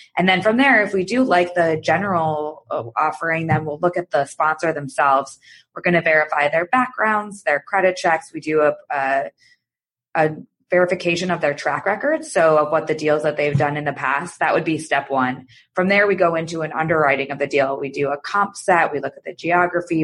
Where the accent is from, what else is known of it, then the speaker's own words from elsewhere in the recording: Michigan, United States; moved away as an adult; also born or lived in New York / Chicago; I'm from Michigan originally, and I went to business school there